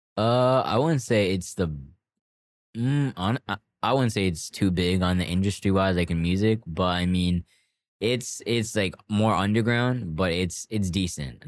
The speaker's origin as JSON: {"language": "English", "town": "Toronto", "region": "Ontario", "country": "Canada", "tie": "born or raised there", "said": "I grew up in Scarborough Port Union"}